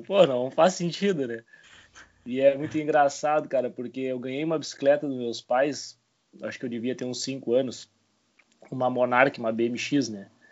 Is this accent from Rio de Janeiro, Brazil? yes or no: no; Bagé, Rio Grande do Sul, Brazil; now in Rio Grande, Brazil; sou natural de Bagé né? e atualmente moro em Rio Grande